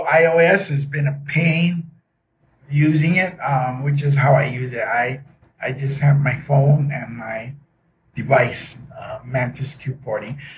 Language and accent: English; Oahu, Hawaii, United States; I am from Oahu. That's the island of Oahu in the state of Hawaii.